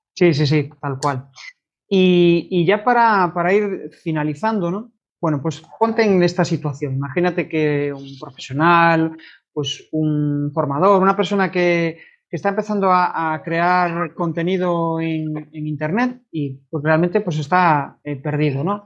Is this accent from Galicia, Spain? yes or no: yes; Vigo, Galicia, Spain; yo soy de Vigo, mis clientes son todos de fuera de Vigo